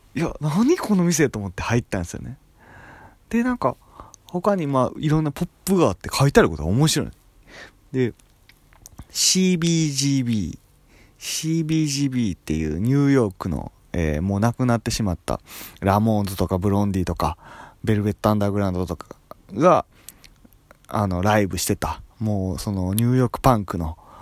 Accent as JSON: {"language": "Japanese", "country": "Japan", "tie": "born or raised there", "moved": "yes", "said": "俺の地元っていうか隣町の川西市っていうところにビレッジヴァンガードがあった"}